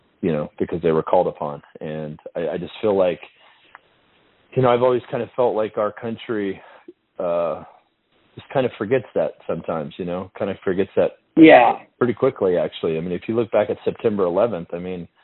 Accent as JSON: {"language": "English", "country": "United States", "said": "as an American soldier and as an American"}